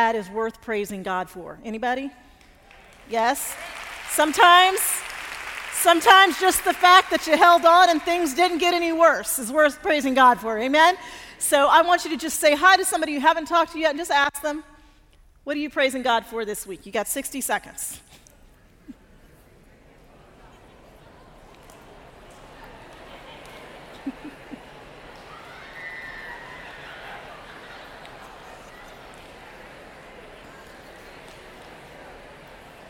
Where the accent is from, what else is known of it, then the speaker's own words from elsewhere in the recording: Denver, Colorado, United States; now in Atlanta, United States; we grew up in Denver and both ended up living in Atlanta